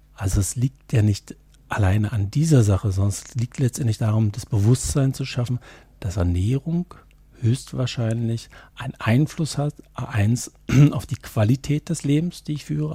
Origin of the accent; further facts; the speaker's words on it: eastern Germany, East Germany, Germany; dass ich aus, ähm, ja, aus ihrer Hälfte Deutschlands komme. Ich bin auch im Osten groß geworden